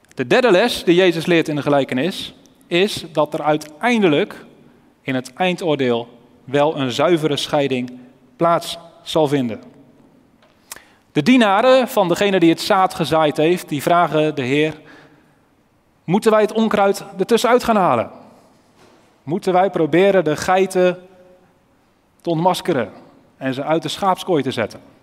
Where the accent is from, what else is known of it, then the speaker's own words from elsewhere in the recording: Elspeet, Gelderland, Netherlands; moved away; Ik kom zelf oorspronkelijk uit Elspeet